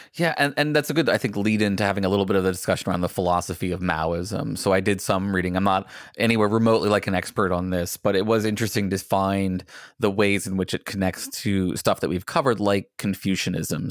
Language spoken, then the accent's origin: English; United States; as an American